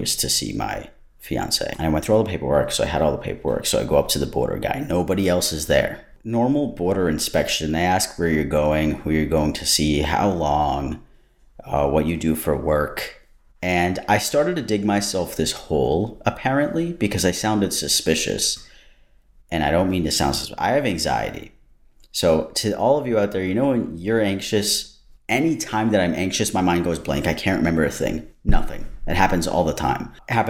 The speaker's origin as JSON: {"language": "English", "country": "United States", "moved": "as an adult", "lives_now": "Canada", "said": "I'm American"}